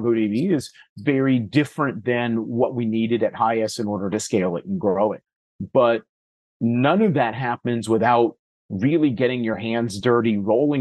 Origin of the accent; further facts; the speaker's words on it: California, United States; I had the good fortune of growing up in California